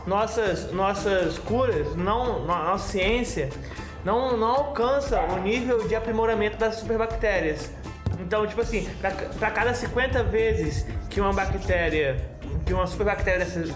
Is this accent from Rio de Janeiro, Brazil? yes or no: yes; São Pedro da Aldeia, Rio de Janeiro, Brazil; Nós somos de São Pedro da Aldeia